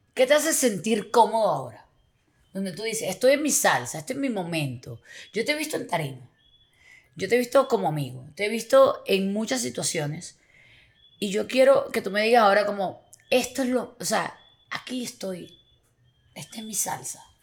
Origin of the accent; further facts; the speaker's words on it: Venezuela; somos de Venezuela